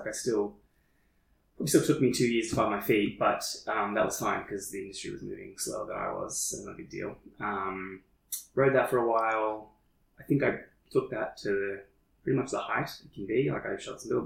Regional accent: Shepparton, Victoria, Australia; now in Melbourne, Australia; I'm back in my hometown for an interim period.

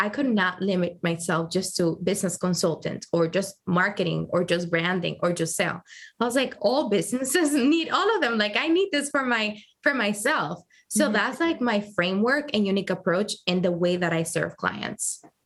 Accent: Dominican Republic; also born or lived in Providence, Rhode Island, United States; now in New York, United States; I moved to Dominican Republic when I was about three months old, oh. and I grew up there

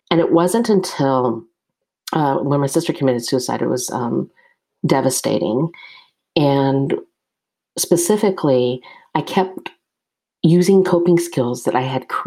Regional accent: United States; I am Asian American. I'm Chinese American specifically.

